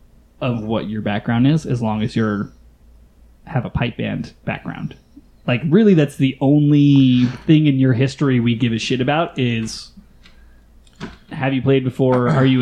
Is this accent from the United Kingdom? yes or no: no; Southwest, United States; I'm from the Southwest United States. I've never seen that many white people congregated in one place ever.